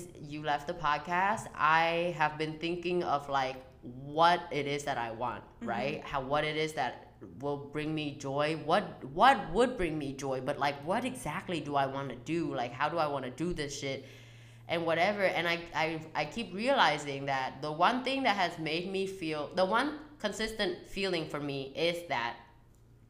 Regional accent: Vietnam; moved away; I was born and raised in Vietnam

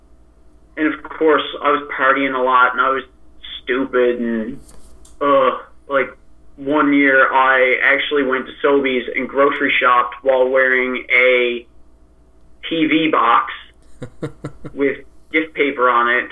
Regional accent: Newfoundland and Labrador, Canada; Growing up in Newfoundland

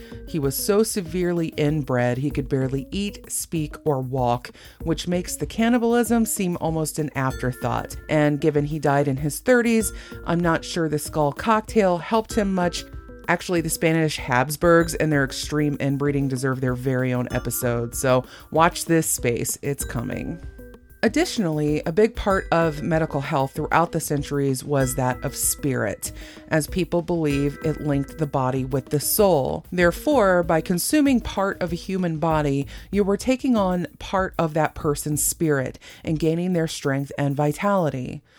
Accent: Germany; And maybe I'm talking like I'm from Texas instead of Germany

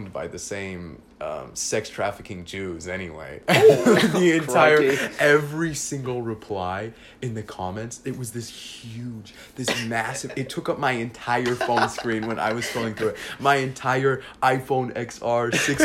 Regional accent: Newport Beach, California, United States; also born or lived in Arizona; I was born in Newport Beach, California

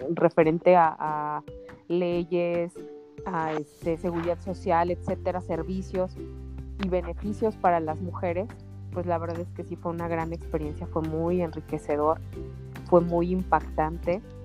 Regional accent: Guanajuato, Mexico; yo soy de Guanajuato

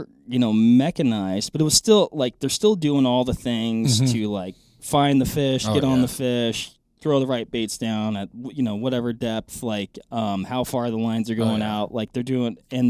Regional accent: Washington, United States; So I grew up fishing in Washington.

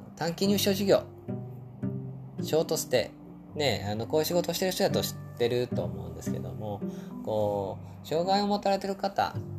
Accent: Osaka, Japan; also born or lived in Kyoto; 京都生まれ、大阪育ち、現在は大阪に住んでますね

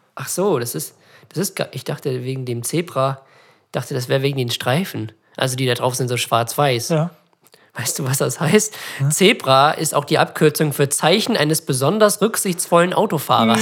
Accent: Germany; als Deutsche

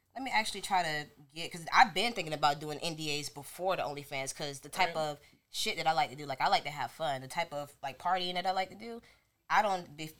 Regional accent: California, United States; I was born in California too

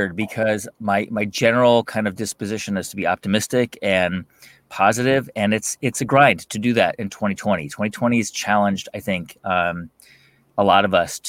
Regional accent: Los Angeles, California, United States; I grew up in the San Fernando Valley in Los Angeles

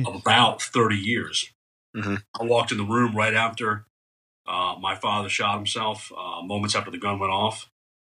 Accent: New England, United States; moved away as an adult; I'm from New England. That's why I talk a little funny

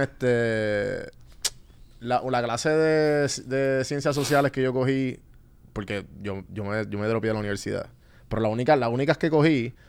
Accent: Guaynabo, Puerto Rico; moved away as an adult; now in Atlanta, United States; yo me crié en Guaynado San Juan

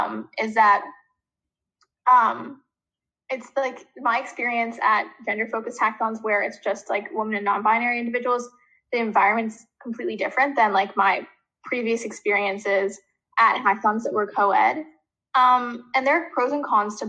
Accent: New York, United States; We're seniors in high school. We're from New York

